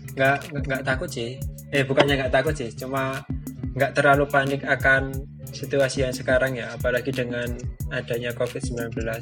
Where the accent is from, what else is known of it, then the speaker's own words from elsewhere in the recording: Bantul, Special Region of Yogyakarta, Indonesia; aku asli Jogja, aku asli Bantul